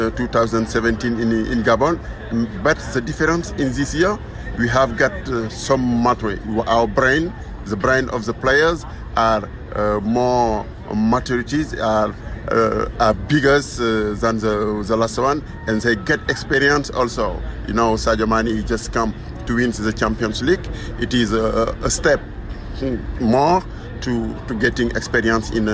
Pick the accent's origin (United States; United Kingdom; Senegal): Senegal; We are 75 journalists, Senegalese. We came from Senegal for cover this African Cup